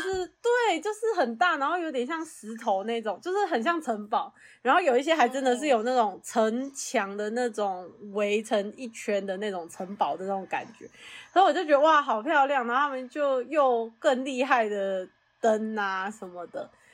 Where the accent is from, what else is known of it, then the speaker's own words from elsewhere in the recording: Taiwan; moved away as an adult; now in United States; 像我们就在台湾长大